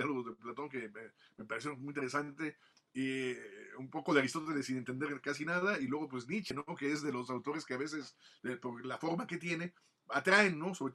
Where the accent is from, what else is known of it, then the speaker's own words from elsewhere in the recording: Michoacán, Mexico; also born or lived in Mexico City / Italy; si alguien me preguntara de dónde soy, realmente me siento más michoacano, ¿no? Por los años que llevo aquí en Michoacán, cuando me regresé de Italia, después de que mis padres salieron de la Ciudad de México, eh, pues regresamos a, nos vinimos a Michoacán